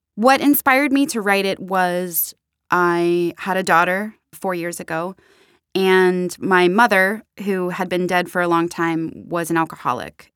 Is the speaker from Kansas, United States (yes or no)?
no; Pittsburgh, Pennsylvania, United States; who are also both from Pittsburgh, like myself